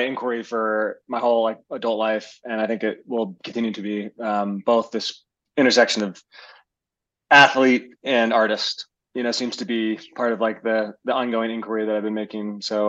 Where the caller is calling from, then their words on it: Missoula, Montana, United States; I'm calling in from, or I'm meeting you from Missoula, Montana.